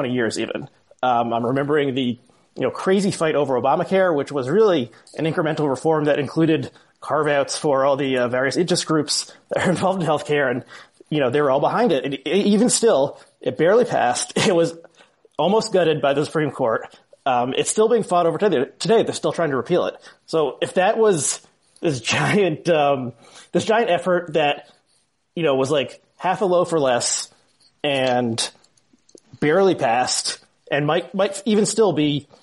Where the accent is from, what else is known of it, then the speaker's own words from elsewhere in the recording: New Jersey, United States; I grew up in New Jersey, and I'm actually in New Jersey now